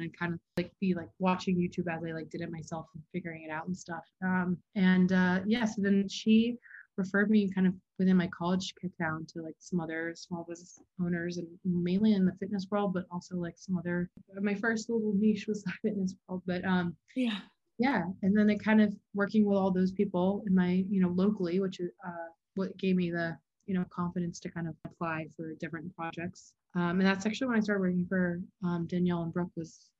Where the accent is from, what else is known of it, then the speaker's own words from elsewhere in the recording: Hilton Head, South Carolina, United States; I grew up in Hilton Head, South Carolina.